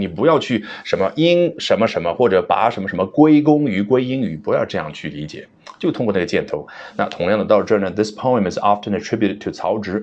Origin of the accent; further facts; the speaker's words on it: China; 作为中国人